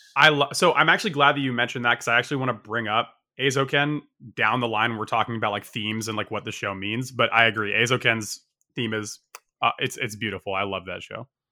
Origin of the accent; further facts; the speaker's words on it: Northeast, United States; moved away as an adult; also born or lived in Japan; I, I grew up in the Northeast, like, i, in the U S